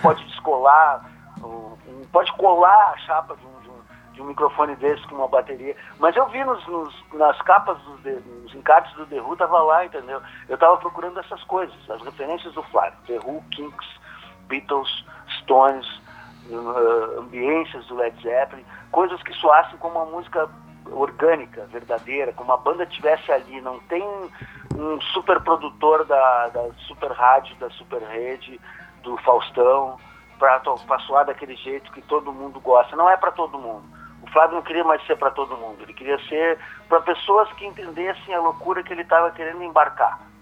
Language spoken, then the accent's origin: Portuguese; Soledade, Rio Grande do Sul, Brazil; now in Porto Alegre, Brazil; como eu sou de Soledade, eu vou, fico uns dias lá também com a minha mãe